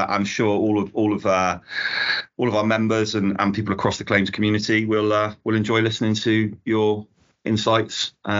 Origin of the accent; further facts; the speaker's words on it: England, United Kingdom; I'm an Englishman.